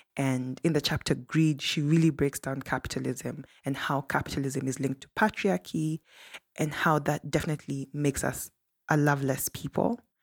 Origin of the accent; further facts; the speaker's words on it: Kenya; a Kenyan who grew up in Kenya and studied elsewhere in Africa